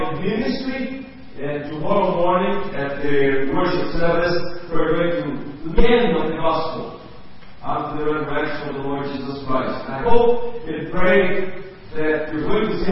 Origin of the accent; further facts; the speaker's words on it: Brazil; English is a second language; I grew up in Brazil, born in Brazil